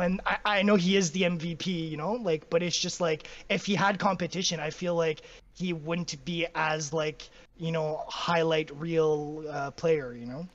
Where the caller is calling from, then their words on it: Ottawa, Ontario, Canada; I'm calling from Ottawa, Canada